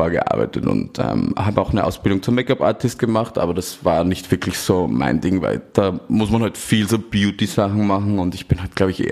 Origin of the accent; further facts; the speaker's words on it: Austria; moved away as an adult; now in Berlin, Germany; Ich komme ursprünglich aus Österreich. Äh, ich lebe seit 2016 in Berlin und mache jetzt seit drei Jahren Pornos